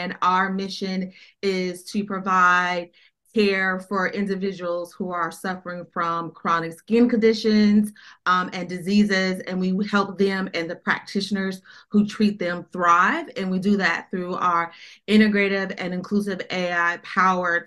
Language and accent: English; Denver, Colorado, United States; moved away as an adult; also born or lived in Atlanta; now in Washington, DC, United States; I was born and raised in Denver. Colorado, where the majority of my family is from.